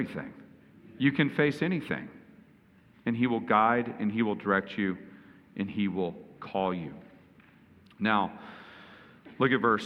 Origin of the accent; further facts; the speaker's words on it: Houston, Texas, United States; I grew up partly in Houston, where Lakewoods is, and Osteen